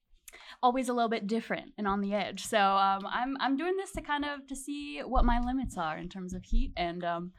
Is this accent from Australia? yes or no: no; Russia; now in United States; I grew up in Russia